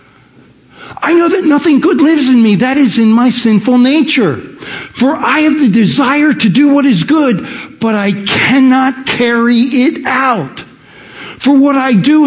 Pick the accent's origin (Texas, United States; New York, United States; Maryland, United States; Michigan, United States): Maryland, United States; Baltimore; moved away; I grew up in Baltimore, a suburb of Baltimore